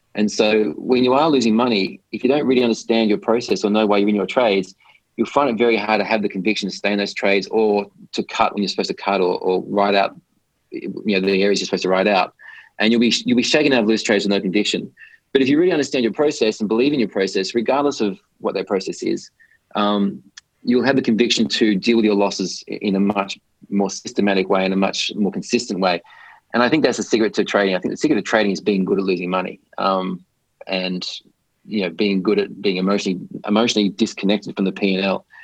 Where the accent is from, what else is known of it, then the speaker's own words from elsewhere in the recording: Australia; moved away as an adult; also born or lived in London / Hong Kong; I grew up in Australia